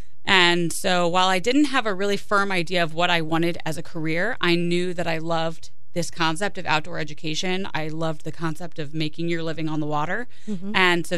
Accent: Chester River, Kent County, Maryland, United States; I grew up on the Chester River

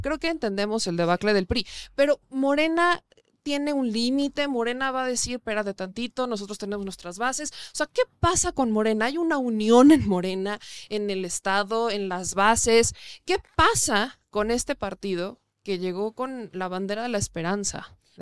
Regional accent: Puebla, Mexico; also born or lived in Mexico City; soy poblana y si bien ya prácticamente estoy un 80-90% en la Ciudad de México, mi casa sigue estando en Puebla, mi vida sigue estando en Puebla

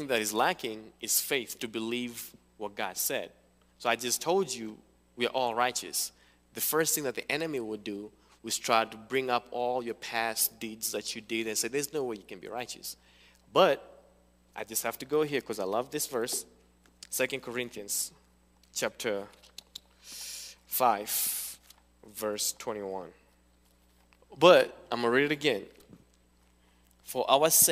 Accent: Kenya; moved away; also born or lived in Cincinnati; I'm from Kenya.

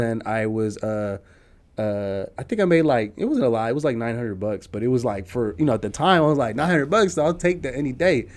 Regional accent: San Jose, California, United States; I'm a Nicaraguanse American, you know, born and raised in San Jose

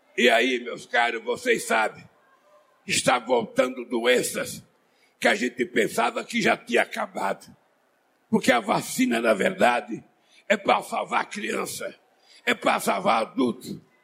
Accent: Brazil; eu sou brasileiro

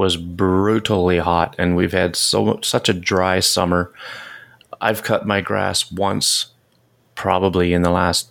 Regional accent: Canada; As a Canadian

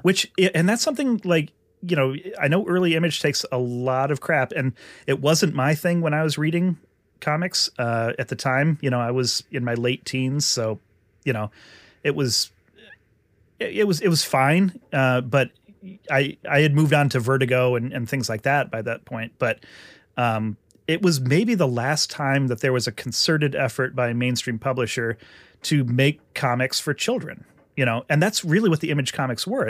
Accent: Vermont, United States; since I grew up in Vermont

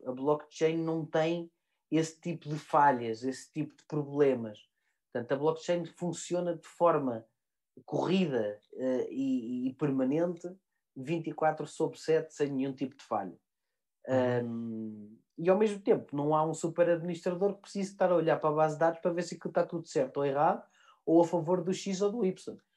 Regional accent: Portugal; eu sou português como cidadão

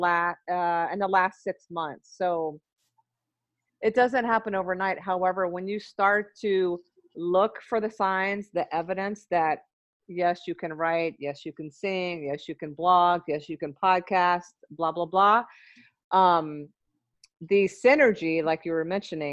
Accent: Memphis, Tennessee, United States; moved away as an adult; now in Minneapolis, United States; so I'm from Memphis. I moved to Minneapolis in 1998 when I graduated from nursing school

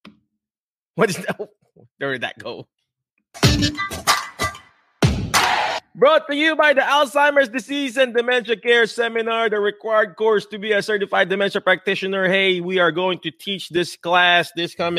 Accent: Philippines; English is a second language; now in United States; I'm Filipino.

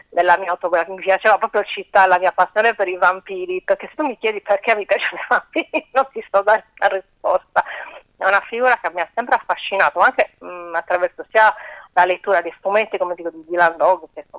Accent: Corsica, France; born there; sono cresciuta, vabbè, come sono nata in Corsica, con le, le fiabe di Shah, Perol

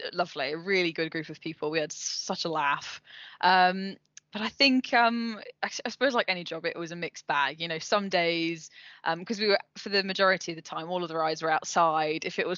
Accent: Leicester, East Midlands, United Kingdom; moved away as an adult; also born or lived in Cornwall; I was born in Leicester, lived in Leicester

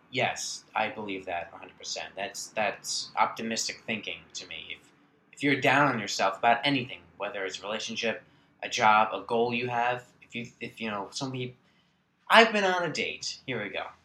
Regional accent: Long Island, New York, United States; I grew up on Long Island, uh, born New York City.

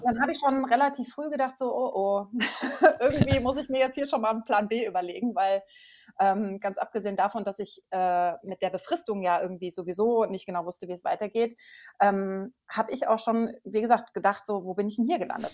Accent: Maintal, Hesse, Germany; Ich komme aus der Nähe von Frankfurt, aus Maintal

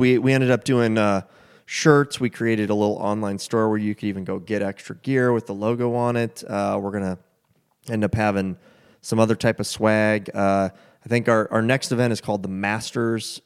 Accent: United States; being an American

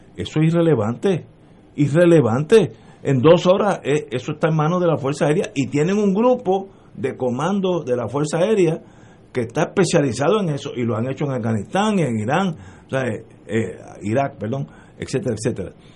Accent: Puerto Rico; Como puertorriqueño

